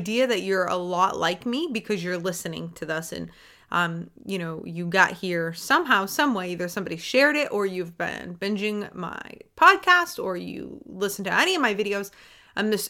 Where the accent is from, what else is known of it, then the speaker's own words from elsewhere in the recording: Maine, United States; I didn't grow up in a city. I grew up in Maine